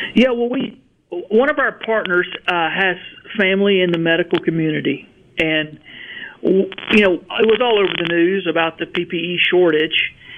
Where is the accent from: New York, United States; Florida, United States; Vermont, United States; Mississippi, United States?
Mississippi, United States; Verona; I grew up in Verona, just outside of Tupelo, and my factory is about 12 miles from the house I grew up